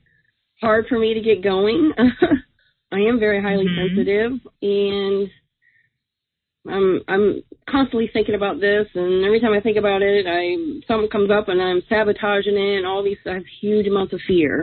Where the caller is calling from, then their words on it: Virginia, United States; I'm calling from Virginia